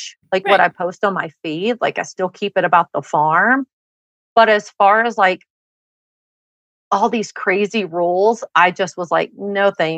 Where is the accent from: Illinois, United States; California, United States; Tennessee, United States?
Tennessee, United States; moved away as an adult; now in Utah, United States; growing up in Tennessee